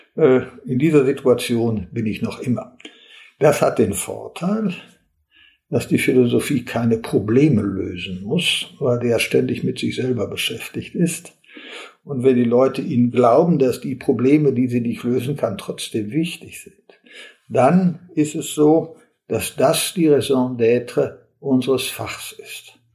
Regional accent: Olpe, North Rhine-Westphalia, Germany; moved away as an adult; also born or lived in Bochum; Bochum nah bei meinem Heimatort Olpe in Westfalen war, wo ich äh, herkomme.

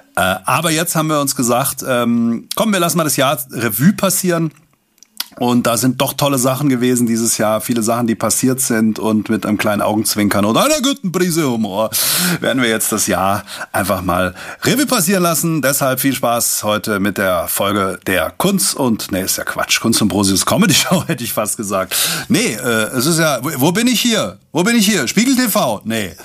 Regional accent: Langen, Hesse, Germany; in meiner Heimatstadt Langen

